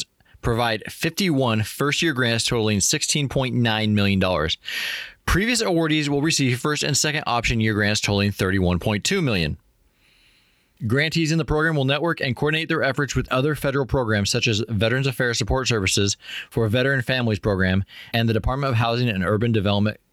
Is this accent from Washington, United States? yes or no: yes; Washington, United States; moved away; my hometown of Humptos, Washington